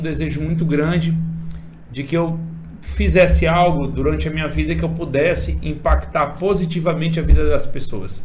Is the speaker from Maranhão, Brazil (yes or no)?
yes; Imperatriz, Maranhão, Brazil; also born or lived in São Paulo; eu sou nascido e criado aqui em Imperatriz